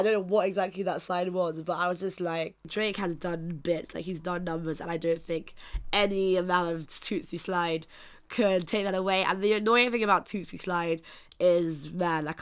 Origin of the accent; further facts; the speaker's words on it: Nigeria; I am Nigerian myself